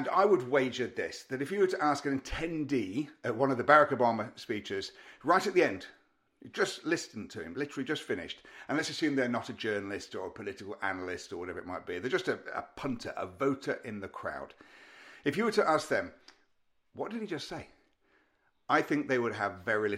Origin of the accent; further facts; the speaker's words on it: Derby, East Midlands, United Kingdom; moved away; I was back up in Derby, in my hometown